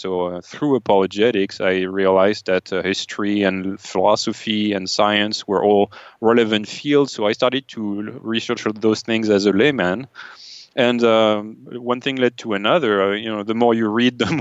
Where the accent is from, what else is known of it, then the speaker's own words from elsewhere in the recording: France; moved away as an adult; now in United States; I grew up in France as an atheist